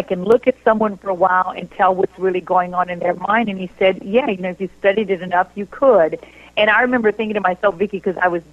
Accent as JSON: {"language": "English", "region": "Louisiana", "country": "United States", "moved": "as an adult", "lives_now": "Houston, United States", "said": "I'm originally from Louisiana and went to college there and then ended up teaching college there and then moving to Houston. I live in Houston now"}